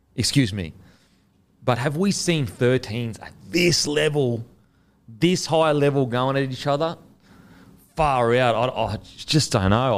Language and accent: English; Queensland, Australia; as a Queenslander